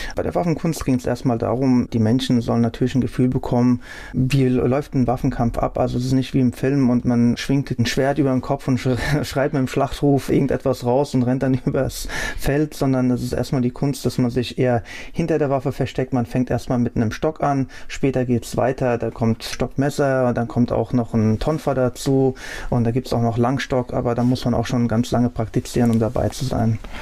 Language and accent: German; Hattersheim am Main, Hesse, Germany; also born or lived in Frankfurt-Unterliederbach; ich bin da in Unterliederbach aufgewachsen, bin aber dann mit fünf Jahren nach Hattersam am Main gezogen, wo ich auch bis dato noch verweile